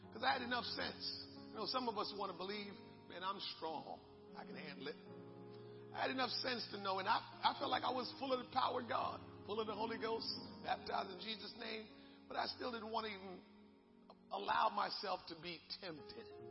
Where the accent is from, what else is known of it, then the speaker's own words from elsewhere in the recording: Jamaica; moved away; growing up in Jamaica, many of our neighbors had dogs.